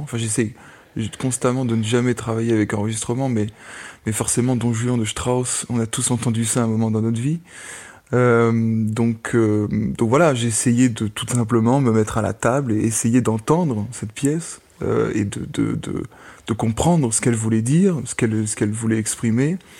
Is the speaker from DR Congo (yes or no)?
no; France; first language French; moved away as an adult; also born or lived in Amsterdam, Netherlands; now in Germany; en tant que Français, j'habite actuellement en Allemagne, j'ai étudié à Amsterdam